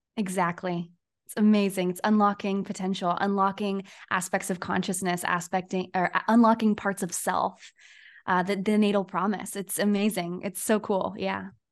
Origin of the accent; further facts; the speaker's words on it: Poway, California, United States; my town where I was born in the San Diego area